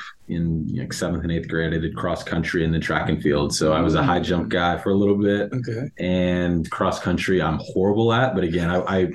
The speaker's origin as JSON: {"language": "English", "town": "Dallas", "region": "Texas", "country": "United States", "tie": "born or raised there", "also_born_or_lived": "Oklahoma", "moved": "as an adult", "said": "my family's all from Southern California. So although I was raised in Dallas"}